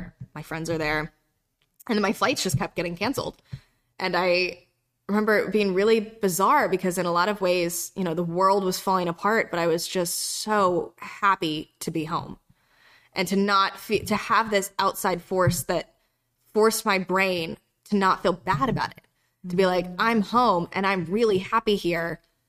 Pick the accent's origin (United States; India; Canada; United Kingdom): United States; North Carolina; And I grew up half in North Carolina and half in South Carolina.